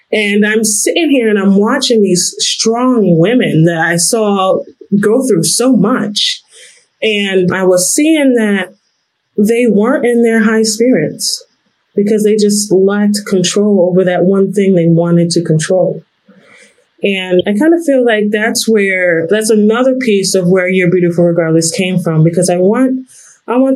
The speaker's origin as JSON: {"language": "English", "region": "New York", "country": "United States", "said": "I am from New York."}